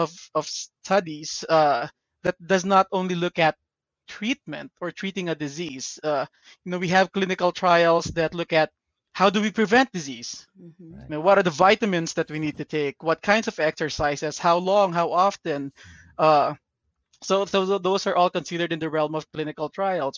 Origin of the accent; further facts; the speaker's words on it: Parañaque, Metro Manila, Philippines; now in United States; I was born and raised in Parañaque in the Philippines.